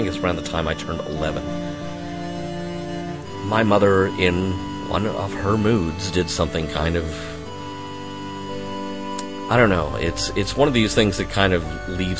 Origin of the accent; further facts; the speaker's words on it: Arkansas, United States; I was born and raised in Arkansas